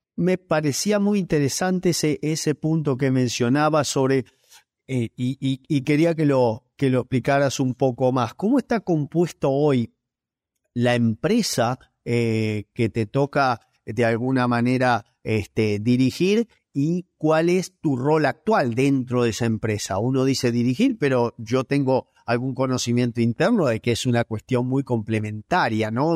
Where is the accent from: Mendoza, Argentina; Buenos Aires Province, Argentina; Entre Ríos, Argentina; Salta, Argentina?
Entre Ríos, Argentina; Gualeguaychú; also born or lived in Reading, England; now in Buenos Aires, Argentina; Soy nacido en Gualeguaychú, en Entre Ríos